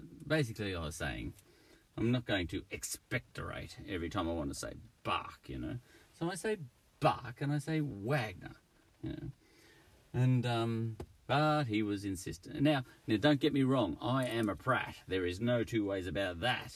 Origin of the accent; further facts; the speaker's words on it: Australia; I'm Australian